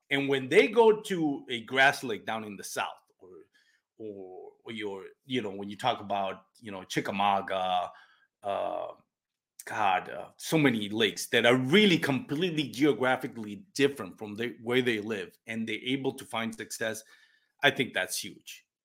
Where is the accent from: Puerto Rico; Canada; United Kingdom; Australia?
Puerto Rico; first language Spanish; English is a second language; moved away; I'm from Puerto Rico. My first um, my first language is Spanish